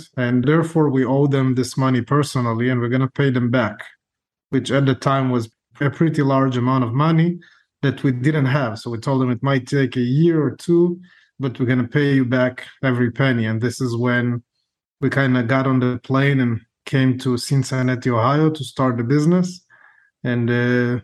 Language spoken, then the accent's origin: English; Israel; moved away; also born or lived in Ukraine; I was born in Ukraine, grew up in Israel, and I was a combat officer in the Israeli army